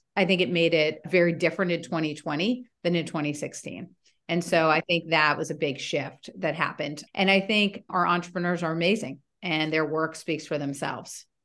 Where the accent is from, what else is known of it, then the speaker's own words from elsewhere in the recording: Washington, District of Columbia, United States; also born or lived in Stanford, California / Europe; I grew up in Washington, D.C.